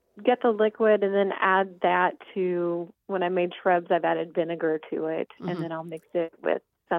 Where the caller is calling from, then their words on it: Maryville, Tennessee, United States; I'm calling from Maryville, Tennessee.